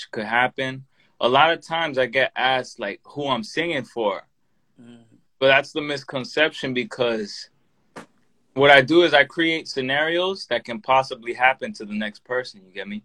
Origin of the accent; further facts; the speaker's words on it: United States; I'm American. Like I'm a native.